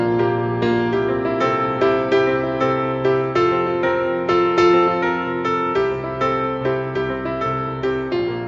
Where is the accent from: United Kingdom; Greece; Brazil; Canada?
Brazil; moved away as an adult; I'm from Brazil